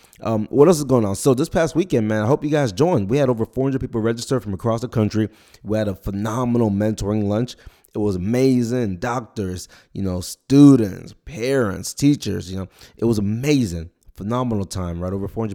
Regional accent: Nigeria; born there; I was born in Nigeria, so for me it'd be my country too.

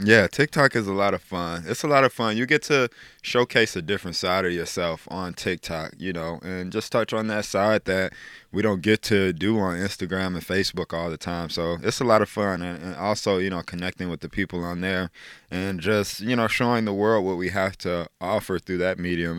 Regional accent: Chicago, Illinois, United States; moved away as an adult; now in South Dakota, United States; I love my hometown. It was awesome growing up in Chicago.

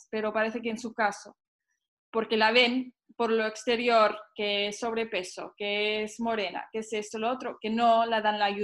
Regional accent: Mexico; soy mexicana, siempre tengo que hacer el papel de la mexicana, ¿sabes?

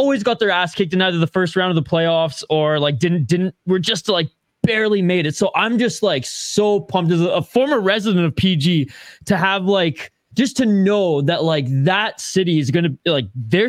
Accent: Nanaimo, British Columbia, Canada; moved away as an adult; also born or lived in Prince George, British Columbia / Minnesota, United States; now in United States; I grew up in Prince George, my first like 11 years of my life were in Prince George

